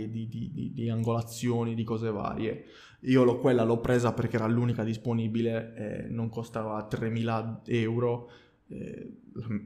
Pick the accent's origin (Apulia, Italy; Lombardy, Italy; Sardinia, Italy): Sardinia, Italy; lo dico Duraz perché ha due D all'inizio, non perché sono sardo.